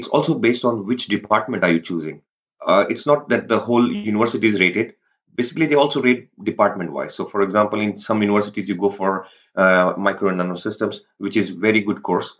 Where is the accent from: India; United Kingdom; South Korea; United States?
India; Nipani, Karnataka; first language Rajasthani; English is a second language; moved away as an adult; also born or lived in Bangalore, India; now in Germany; I am coming from a very small village, or let's say a town, which is located in the Karnataka Maharashtra border, named as Nipani